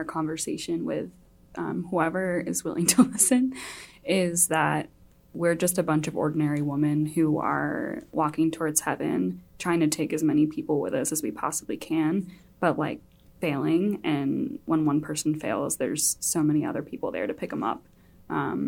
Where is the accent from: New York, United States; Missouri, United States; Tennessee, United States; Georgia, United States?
Missouri, United States; St. Louis; moved away as an adult; now in Boston, United States; I was born and raised in St. Louis, Missouri